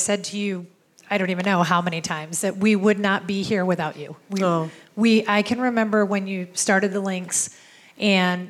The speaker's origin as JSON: {"language": "English", "region": "East Coast", "country": "United States", "moved": "yes", "said": "we're both from the East Coast"}